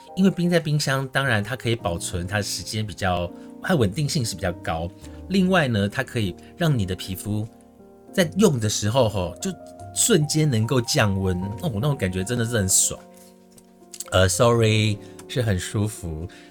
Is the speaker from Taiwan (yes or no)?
yes; Su'ao, Yilan County, Taiwan; moved away; 我老家输到的冷泉，那个水真的是冰水